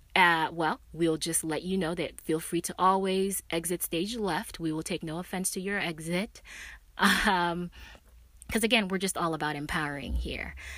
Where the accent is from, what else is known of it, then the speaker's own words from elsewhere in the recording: Nigeria; now in United States; I was born and raised in Nigeria